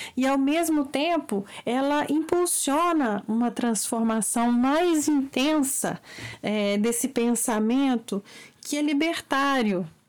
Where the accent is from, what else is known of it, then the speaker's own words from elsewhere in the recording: Brazil; um olhar como brasileiros em geral